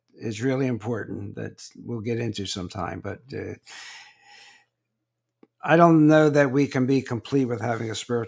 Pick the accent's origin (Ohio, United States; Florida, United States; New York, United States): Florida, United States; Naples; I'm from Naples, Florida